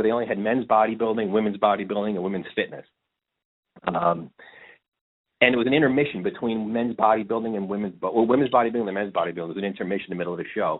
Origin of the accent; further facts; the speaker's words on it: New Jersey, United States; I was living in New Jersey at the time, and growing up in the city type of thing, about 2 minutes from Manhattan.